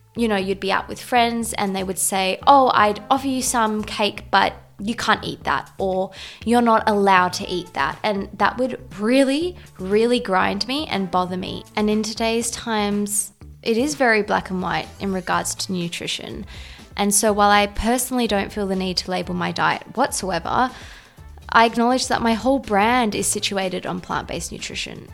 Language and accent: English; South Africa; being South African and Portuguese